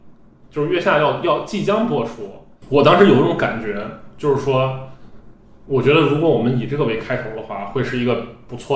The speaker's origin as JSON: {"language": "Chinese", "town": "Xi'an", "region": "Shaanxi", "country": "China", "said": "我本身是个西安人，"}